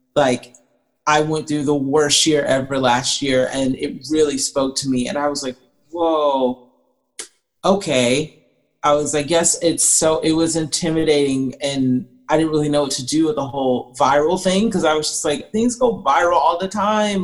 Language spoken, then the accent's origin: English; Atlanta, Georgia, United States; I grew up in Atlanta, Georgia area.